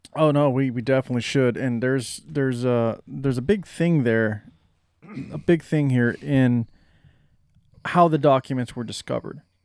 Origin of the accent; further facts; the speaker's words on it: United States; we as the American public